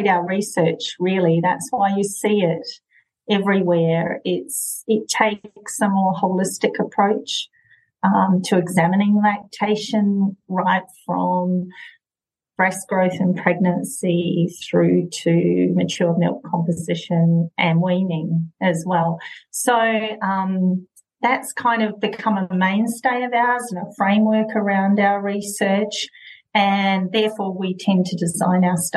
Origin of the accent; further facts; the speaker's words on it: New Zealand; moved away as an adult; also born or lived in Dunedin, New Zealand; now in Perth, Australia; I grew up in New Zealand and I trained in Dunedin